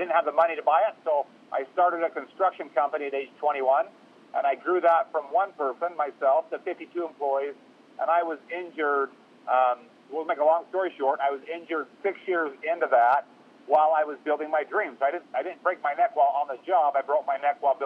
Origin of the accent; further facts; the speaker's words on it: Utah, United States; I'm from Utah